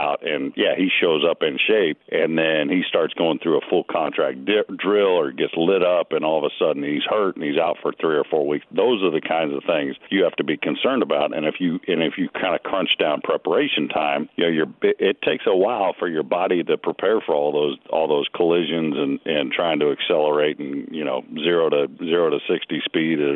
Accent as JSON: {"language": "English", "region": "California", "country": "United States", "tie": "born or raised there", "moved": "yes", "lives_now": "Florida, United States", "said": "I grew up in California"}